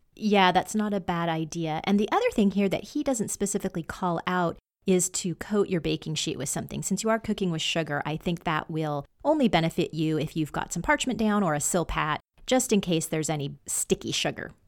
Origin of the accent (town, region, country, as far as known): Washington, United States